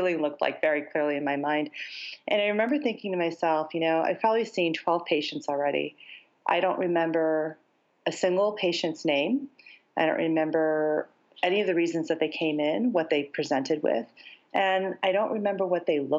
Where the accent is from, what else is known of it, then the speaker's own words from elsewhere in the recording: United States; even though I lived in the States.